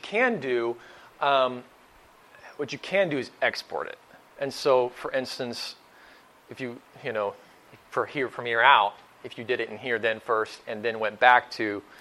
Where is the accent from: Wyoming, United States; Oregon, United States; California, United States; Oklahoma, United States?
Oklahoma, United States; also born or lived in Northeast Ohio; now in Ohio, United States; I'm from Oklahoma originally, so when I moved to Northeast Ohio